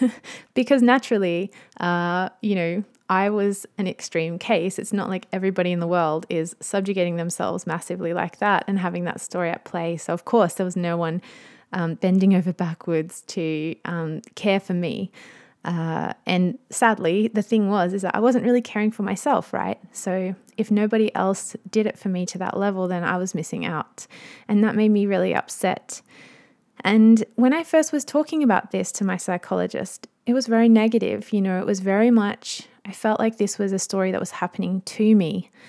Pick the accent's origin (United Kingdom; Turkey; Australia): Australia; I'm an Aussie mum in my thirties